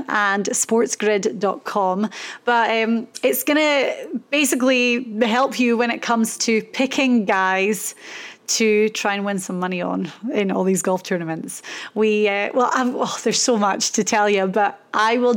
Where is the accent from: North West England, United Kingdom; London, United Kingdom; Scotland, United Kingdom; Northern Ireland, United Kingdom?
Scotland, United Kingdom; Inverness; I was born in Inverness in the Highlands of Scotland.